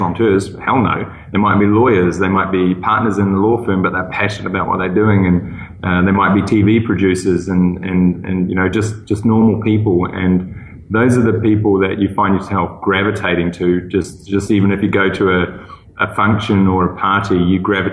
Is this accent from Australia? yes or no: no; New Zealand; moved away; also born or lived in Singapore; I'm a New Zealander